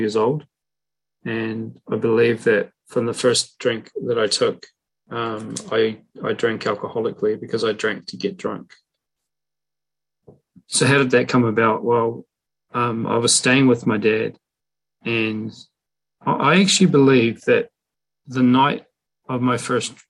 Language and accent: English; Invercargill, Southland, New Zealand; moved away; my hometown, a place called Invercargill, New Zealand. I don't live there anymore, but I used to and grew up there.